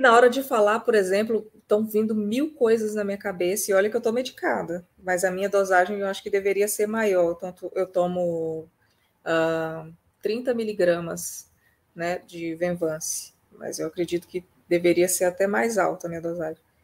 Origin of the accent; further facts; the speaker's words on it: Vila Velha, Espírito Santo, Brazil; now in Rio Grande do Sul, Brazil; moro no Rio Grande do Sul atualmente, mas nasci no Espírito Santo, em Vila Velha